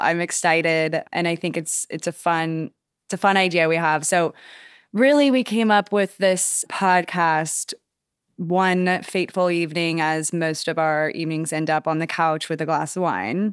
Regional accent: Wichita, Kansas, United States; now in Charleston, United States; I'm originally from Kansas. I moved to Charleston in like 2014

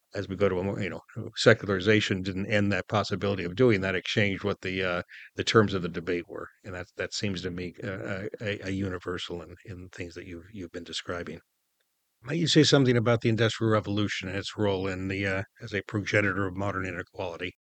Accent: United States; as an American

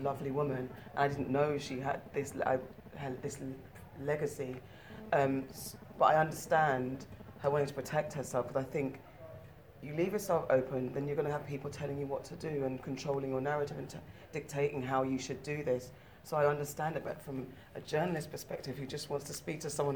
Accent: Ghana; I'm West African, I'm Ghanaian

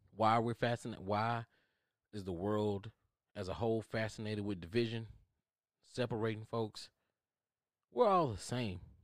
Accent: United States; I am American

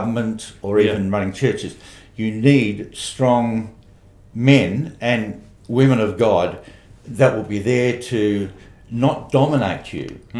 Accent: Australia; I was the youngest wool classer overseer in Australia

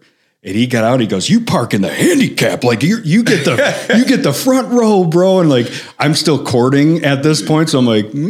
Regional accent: Chicago, Illinois, United States; So I'm from the South Side of Chicago. We use the F word like a placeholder when you're thinking.

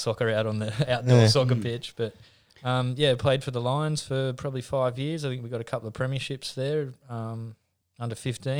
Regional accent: Newcastle, New South Wales, Australia; Yeah, played rugby league for a long time.

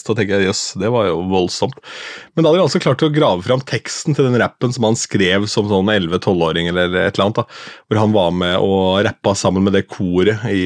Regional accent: Askim, Østfold, Norway; jeg er fra Askim

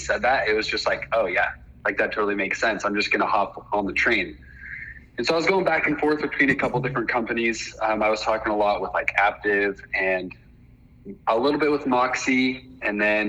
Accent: Heber City, Utah, United States; I'm from Heber City, Utah, same as a lot of the other guys around here

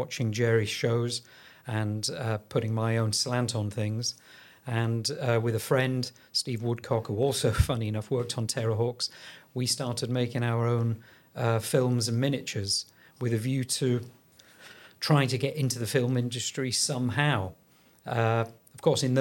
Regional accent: Yorkshire and the Humber, United Kingdom; I'm from Yorkshire

